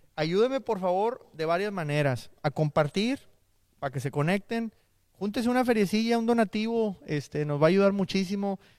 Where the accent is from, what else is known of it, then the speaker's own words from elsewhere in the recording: Monterrey, Nuevo León, Mexico; now in Houston, United States; Somos de Monterrey, el Cruceta y yo